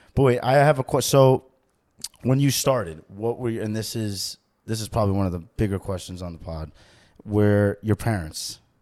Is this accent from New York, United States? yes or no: yes; New York, United States; also born or lived in New Jersey; growing up in New York for me. I was, like, close to the Bronx